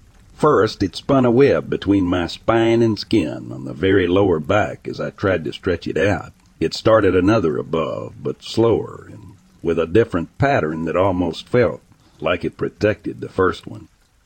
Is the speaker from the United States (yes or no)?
yes; California, United States; I grew up surfing in Southern California.